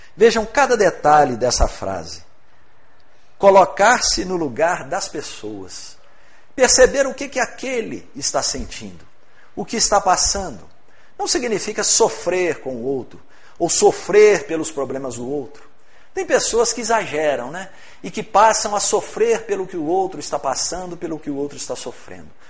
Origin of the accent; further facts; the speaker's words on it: Rio Pomba, Minas Gerais, Brazil; also born or lived in Ipatinga; eu sou de Rio Pomba, cidade próxima aqui, né? Meus pais morando em Rio Pomba